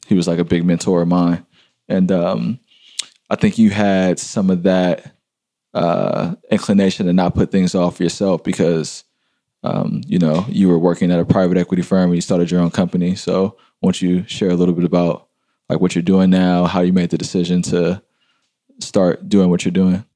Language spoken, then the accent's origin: English; San Francisco, California, United States; growing up in San Francisco